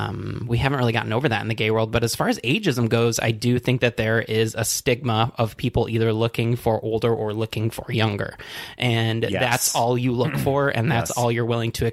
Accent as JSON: {"language": "English", "town": "Traverse City", "region": "Michigan", "country": "United States", "moved": "yes", "lives_now": "Chicago, United States", "said": "I am from Traverse City, Michigan, and it is the cherry capital of the U.S."}